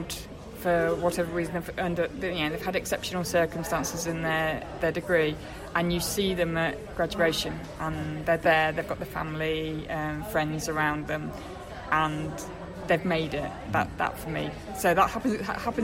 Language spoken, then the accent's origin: English; Midlands, United Kingdom; now in Sussex, United Kingdom; I'm not from Sussex originally, I'm from the Midlands.